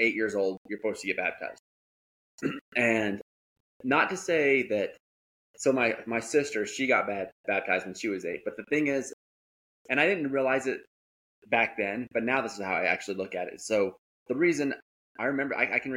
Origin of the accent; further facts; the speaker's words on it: Green River, Wyoming, United States; I grew up in Green River, Wyoming